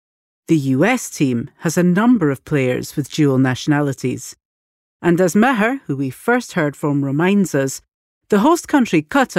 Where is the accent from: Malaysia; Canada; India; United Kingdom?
United Kingdom; Yeah. You know, I was born in the UK. My father was Lebanese.